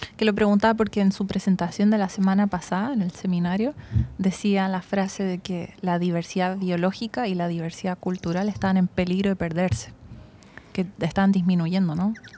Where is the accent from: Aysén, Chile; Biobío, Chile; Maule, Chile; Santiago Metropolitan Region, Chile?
Santiago Metropolitan Region, Chile; Santiago; also born or lived in Germany / Czech Republic; crecí en Santiago